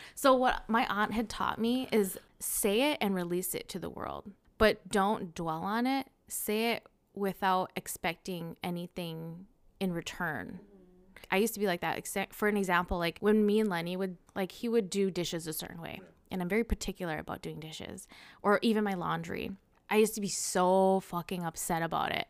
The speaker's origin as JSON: {"language": "English", "town": "Cottage Grove", "region": "Minnesota", "country": "United States", "tie": "born or raised there", "also_born_or_lived": "Saint Paul, Minnesota", "said": "I was born and raised in Cottage Grove, Minnesota."}